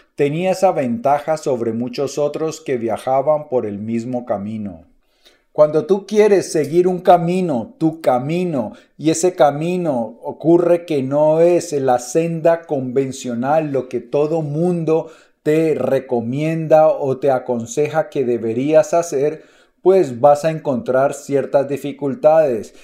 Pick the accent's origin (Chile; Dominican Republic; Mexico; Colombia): Colombia; mi país, en Colombia